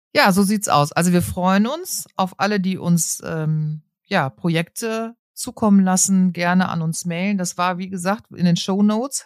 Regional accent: North Rhine-Westphalia, Germany; ich bin auch Westfälin

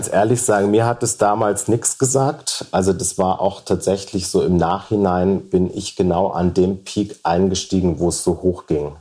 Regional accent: Idar-Oberstein, Rhineland-Palatinate, Germany; moved away as an adult; also born or lived in Munich; in Ida Oberstein, wo ich geboren bin und aufgewachsen bin

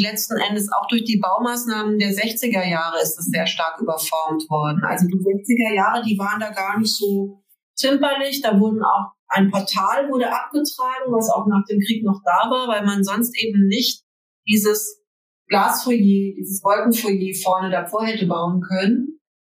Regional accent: near Frankfurt, Hesse, Germany; Das ist hier ganz in der Nähe von Frankfurt

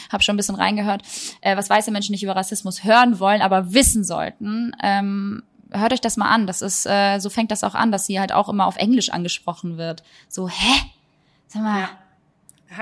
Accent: Germany; Ich bin trotzdem hier groß geworden.

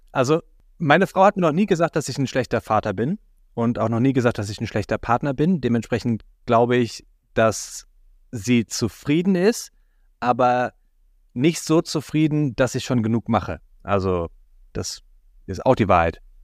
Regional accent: Germany; als Deutscher und Kinderloser

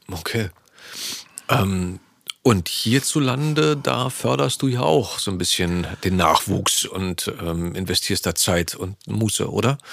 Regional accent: East Germany, Germany; als Ossi

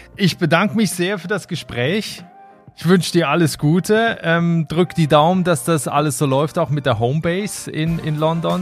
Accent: Switzerland; also born or lived in Germany; now in Ireland; ich bin ursprünglich aus der Schweiz

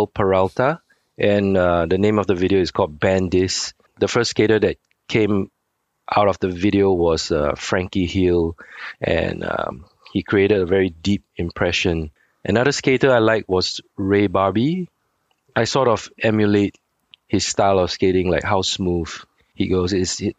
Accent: Singapore; I was born and raised in Singapore

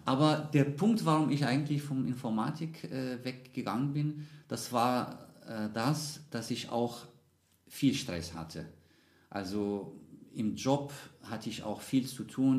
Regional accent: Casablanca, Casablanca-Settat, Morocco; German is a second language; moved away as an adult; now in Munich, Germany; ich bin in Casablanca geboren und aufgewachsen

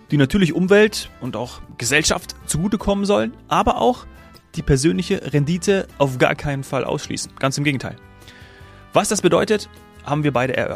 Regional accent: Hesse, Germany; born there; also born or lived in Frankfurt; ich bin in, in Hessen geboren, ja, lange auch in Frankfurt gelebt

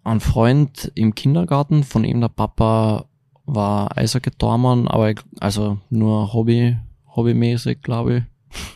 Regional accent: Klagenfurt, Carinthia, Austria; Na, Klagenfurt. Auch. Klagenfurt. Ja.

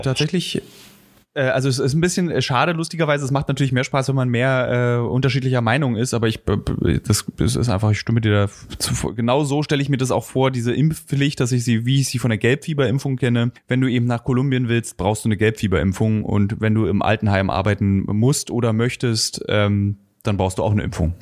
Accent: GDR, East Germany, Germany; dass ich vielleicht in der DDR groß geworden

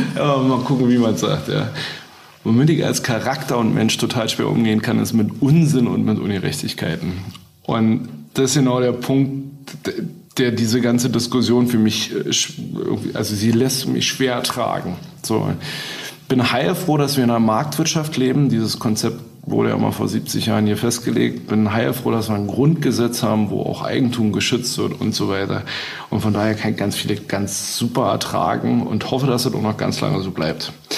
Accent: Berlin, Germany; als Berliner

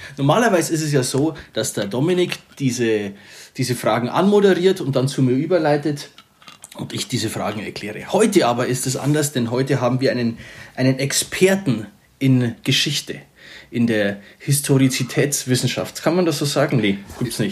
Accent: Upper Palatinate, Bavaria, Germany; Ich bin ja eigentlich Oberpfälzer, das kann man hier mal kurz sagen, man hört es ja bestimmt auch raus.

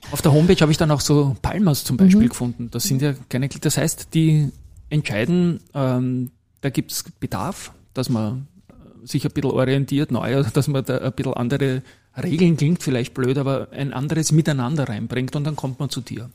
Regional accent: Vienna, Austria; die gleiche Straße, wo ich aufgewachsen bin

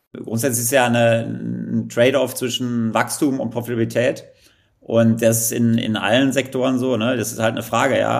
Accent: Kleve, North Rhine-Westphalia, Germany; moved away as an adult; also born or lived in Netherlands; ich komme ja, ja wie du äh, aus Kleve vom schönen Niederrhein

